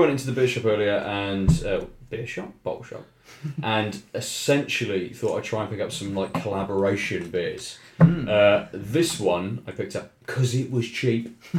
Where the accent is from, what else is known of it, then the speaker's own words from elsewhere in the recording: Weymouth, South West England, United Kingdom; moved away; I'm from Weymouth originally, from Dorset.